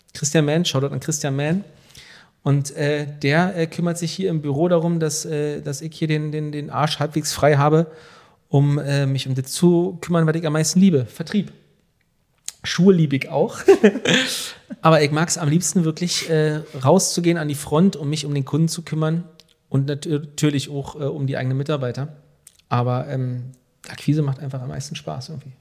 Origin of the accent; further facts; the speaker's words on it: Velten, Brandenburg, Germany; also born or lived in Hamburg; wir kommen hier aus, aus, aus Rand-Berlin, aus Hennigsdorf und Felden.